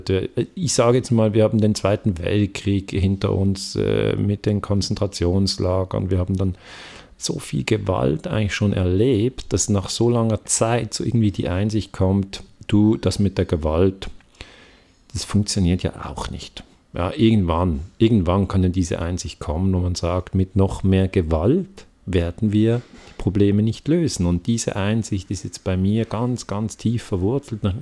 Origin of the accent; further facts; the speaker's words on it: Switzerland; ich spreche als Mann, als Europäer, als Schweizer